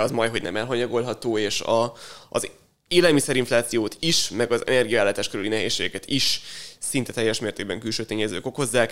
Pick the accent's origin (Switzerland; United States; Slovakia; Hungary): Hungary; magyarok vagyunk